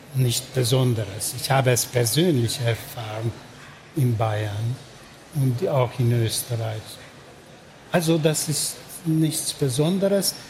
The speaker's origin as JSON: {"language": "German", "region": "Budapest", "country": "Hungary", "tie": "born or raised there", "second_language": "German", "moved": "as an adult", "said": "Ich bin in Budapest geboren und aufgewachsen"}